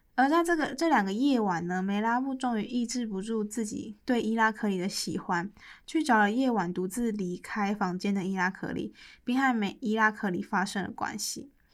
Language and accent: Chinese; Taiwan; 作为台湾人